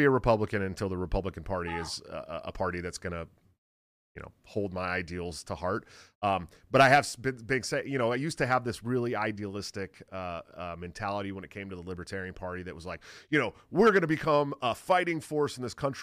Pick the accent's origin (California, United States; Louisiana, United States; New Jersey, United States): California, United States; Bay Area; I'm from the Bay Area, so we grew up fishing in the Delta